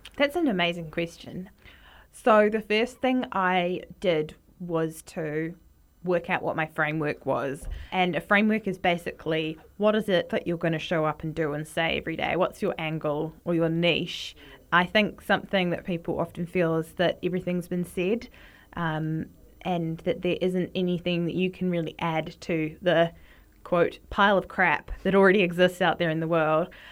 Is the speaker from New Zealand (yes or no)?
yes; Wellington, New Zealand; Growing up in New Zealand, my mum always used to buy Vegemite because my dad is from Australia and she's from the U K